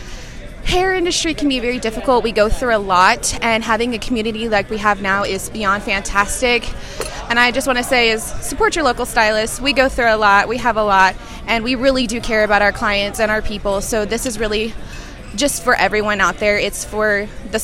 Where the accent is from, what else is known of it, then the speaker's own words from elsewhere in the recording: Oklahoma, United States; I'm from Oklahoma